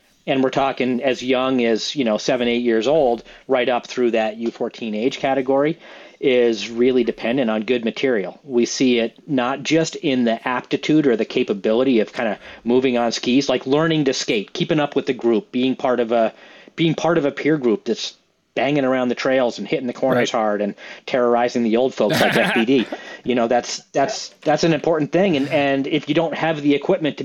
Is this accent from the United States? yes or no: yes; the East, United States; I'm from the East.